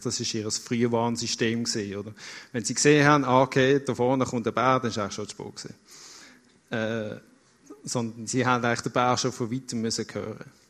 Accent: Basel, Basel-Stadt, Switzerland; moved away as an adult; now in Lucerne, Switzerland; Ich bin 30 Jahre in Basel aufgewachsen

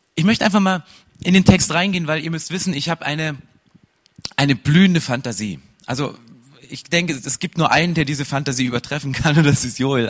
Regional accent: 80 km southeast of Dresden, Saxony, Germany; accent: Saxon; Ich bin in Ostdeutschland aufgewachsen, so 80 Kilometer südöstlich von Dresden. Damals stand die Mauer noch und es ist Sachsen.

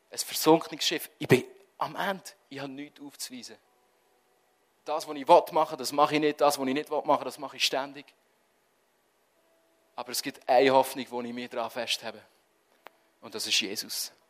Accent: Switzerland; Wenn wir sind Schweizer. Wir es gerne im Griff haben.

